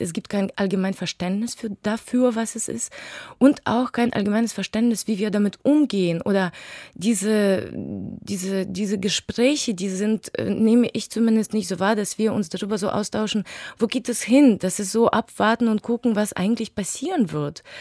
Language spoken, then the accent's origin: German; Western Ukraine, Ukraine; moved away; meine Heimatstadt bombardiert, was im Westen der Ukraine liegt